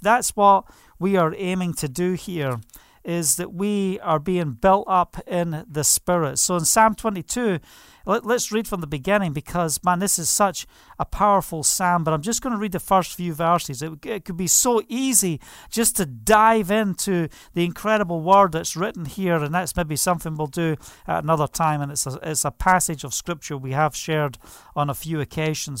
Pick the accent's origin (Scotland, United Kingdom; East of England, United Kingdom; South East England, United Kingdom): Scotland, United Kingdom; Scottish Highlands; I was brought up in the Scottish mountains